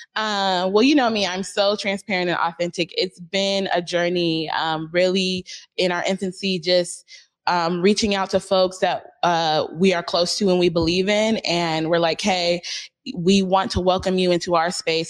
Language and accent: English; Seattle, Washington, United States; we're from Seattle